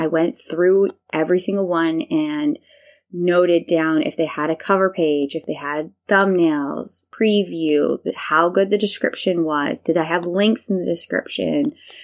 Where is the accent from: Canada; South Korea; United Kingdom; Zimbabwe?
Canada; moved away as an adult; also born or lived in Taiwan; In 2016, I moved home to Canada back from Taiwan